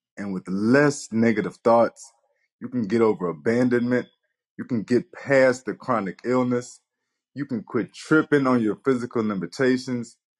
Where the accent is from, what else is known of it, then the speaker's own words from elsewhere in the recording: Nacogdoches, Texas, United States; also born or lived in Earle, Arkansas / Rusk, Texas; I'm in fourth grade, and I have just moved from a small town to Nacogdoches, Texas. I'm coming from Earl, Arkansas, to Rusk, Texas